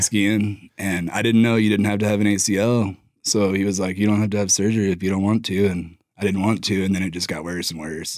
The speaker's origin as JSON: {"language": "English", "town": "Durango", "region": "Colorado", "country": "United States", "tie": "born or raised there", "also_born_or_lived": "Lubbock, Texas", "moved": "as an adult", "said": "I grew up in Durango"}